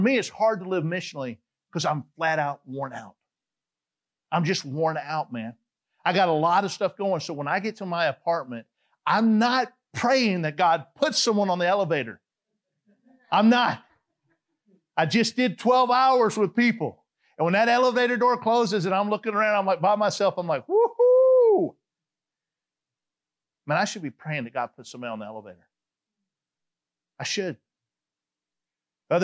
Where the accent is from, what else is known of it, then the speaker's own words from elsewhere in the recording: Atlanta, Georgia, United States; moved away; I'm from Atlanta, Georgia. They're like, we know that you got that accent